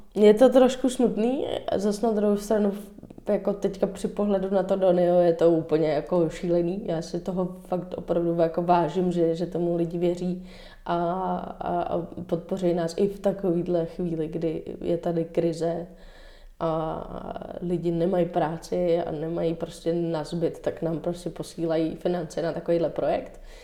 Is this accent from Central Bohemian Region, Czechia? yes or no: yes; Dobřichovice, Central Bohemian Region, Czechia; also born or lived in New York; Máma třeba měla různé workshopy pro děti u nás v Dobřechovicích